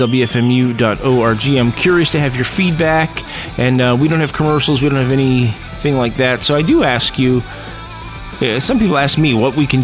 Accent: New York City, New York, United States; a kid growing up in New York City

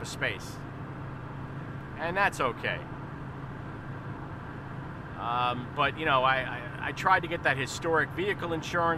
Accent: Long Island, New York, United States; growing up on Long Island

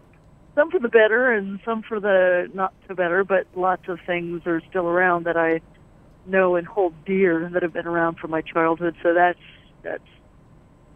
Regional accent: Westchester County, New York, United States; moved away as an adult; also born or lived in Fort Collins, Colorado; I grew up in the suburbs. I grew up in Westchester County

